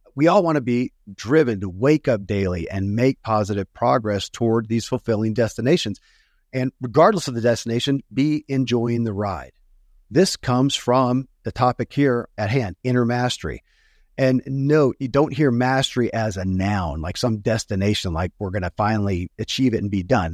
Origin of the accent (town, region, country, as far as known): Kentucky, United States; born or raised there